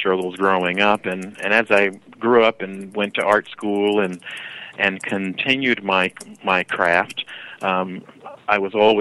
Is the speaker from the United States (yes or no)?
yes; New York City, New York, United States; moved away; I'm originally from New York City